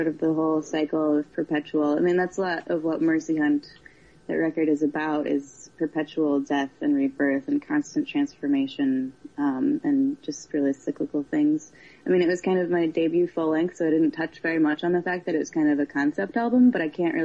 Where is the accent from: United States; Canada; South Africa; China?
United States; Florida; now in Milwaukee, United States; I was born in Florida